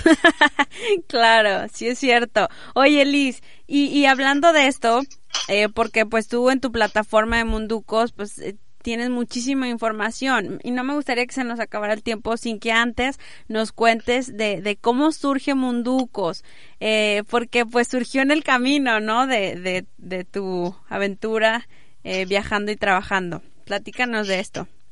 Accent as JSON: {"language": "Spanish", "country": "Mexico", "also_born_or_lived": "Monterrey", "said": "Como mexicanos"}